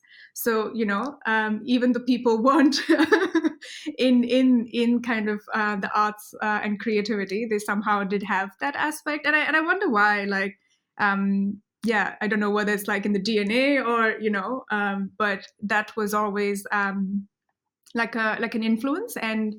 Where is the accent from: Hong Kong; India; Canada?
India; Mumbai, Maharashtra; moved away as an adult; also born or lived in Stanford, United States / Bay Area, United States; now in Wellington, New Zealand; I grew up in Bombay, so when people ask me, you know, what is home, I'm like, yeah, Bombay. Oh, Mumbai.